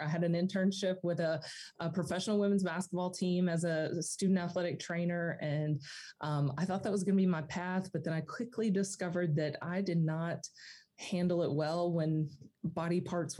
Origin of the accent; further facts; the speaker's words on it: Atlanta, Georgia, United States; I grew up near Atlanta, and so we would have a lot of sporting events that would come through town. Obviously, I grew up a huge Atlanta Braves fan